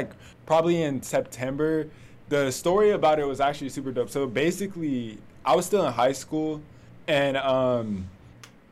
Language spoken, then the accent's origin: English; Florida, United States; also born or lived in Atlanta, Georgia; I'm from Florida. Used to live in Atlanta for a little bit